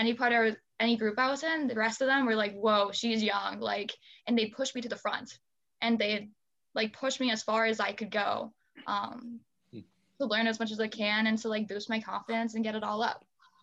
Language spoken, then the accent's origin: English; Bellevue, Nebraska, United States; I'm from Bellevue, Nebraska, and so it's a little bit south of Omaha. So I grew up in a suburb